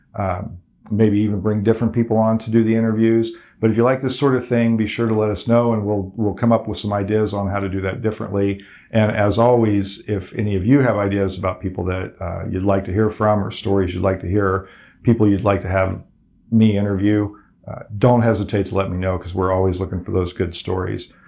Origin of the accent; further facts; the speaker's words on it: Nickerson, Kansas, United States; growing up in Nickerson